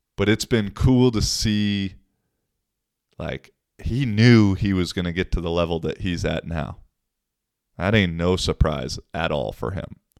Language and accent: English; Seattle, Washington, United States; now in Finland; I'm from Seattle.